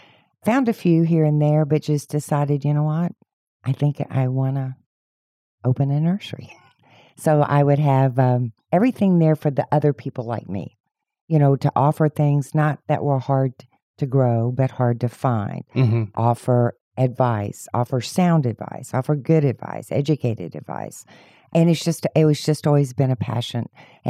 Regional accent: Houston, Texas, United States; Well, actually, I'm a native Houstonian, so I came from the Westside Spring Branch area. It's where I grew up.

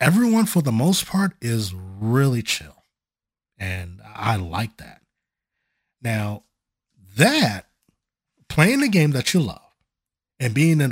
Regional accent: Chicago, Illinois, United States; moved away; My dear cousin that I grew up with back in Chicago

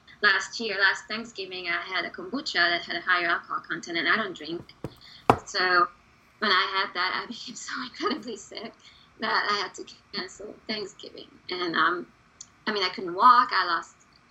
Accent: Hungary; English is a second language; now in United States; I was born and raised in Hungary.

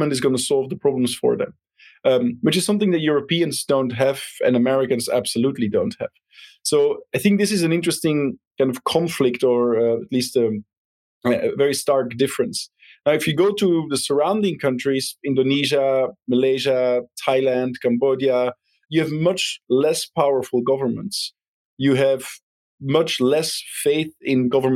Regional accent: Belgium; moved away; I'm originally from Belgium

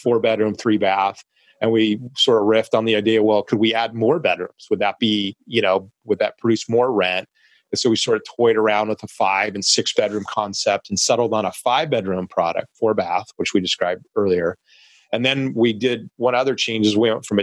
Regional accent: Long Beach, California, United States; downtown Long Beach, which is, you know, my hometown city and where we're based as a company.

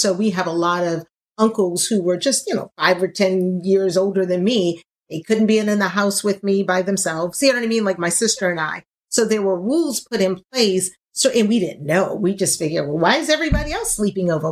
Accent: Louisiana, United States; I'm from Louisiana

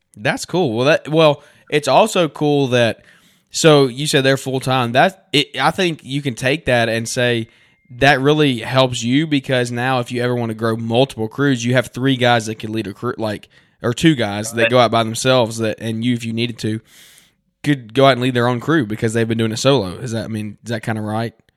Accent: Central Alabama, United States; we're from Central Alabama

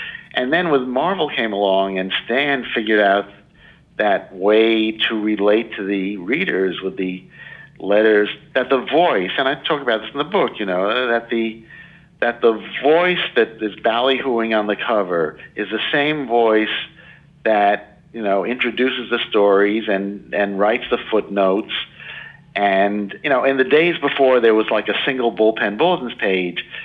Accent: New York City, New York, United States; born or raised there

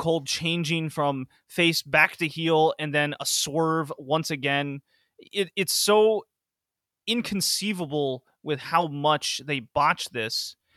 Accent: the South, United States; I grew up in the South.

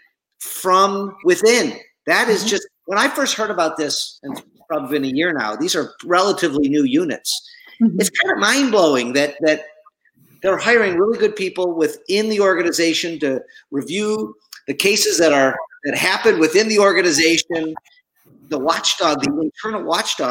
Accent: Oakland County, Michigan, United States; my hometown of Oakland County, Michigan

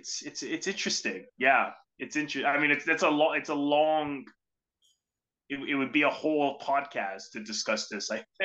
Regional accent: Canada; unless you're from, you know, Saskatchewan or other parts of Canada where they have a really distinctive accent, I mean, most people hear our voices, they think we're American, right?

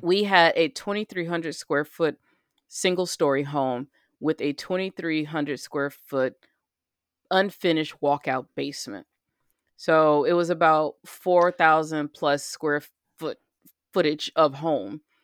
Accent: United States; I'm an American

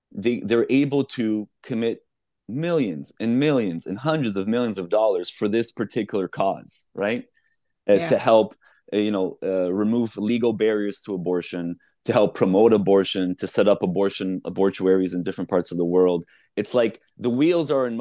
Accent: Canada; as a Canadian

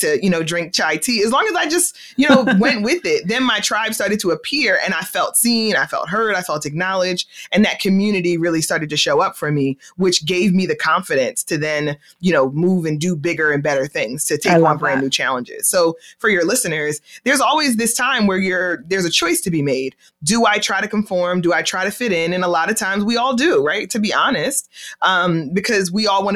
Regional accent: Philadelphia, Pennsylvania, United States; I am originally from Philadelphia, born and raised in Philadelphia

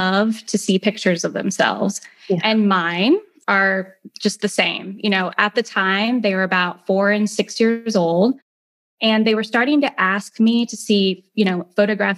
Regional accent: Greenwood, Indiana, United States; now in Atlanta area, Georgia, United States; I grew up in Indiana in a town called Greenwood. It's about 30 minutes south of Indianapolis.

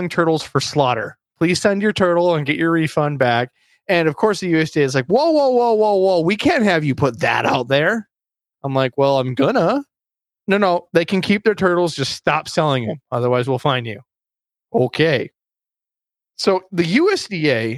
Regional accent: Perham, Minnesota, United States; Being raised in central northern Minnesota, I'm in the heart of the lakes.

